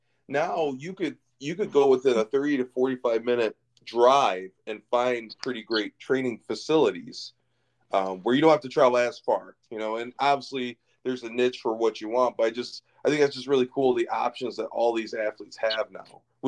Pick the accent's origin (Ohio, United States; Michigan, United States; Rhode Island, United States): Michigan, United States; Lansing; it's right in Lansing, right in my hometown, literally about 10 minutes away from where I grew up.